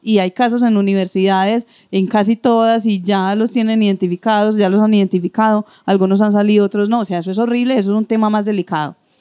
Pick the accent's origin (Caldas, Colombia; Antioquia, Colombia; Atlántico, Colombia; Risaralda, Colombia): Antioquia, Colombia; como buenos antioqueños somos bastante elitistas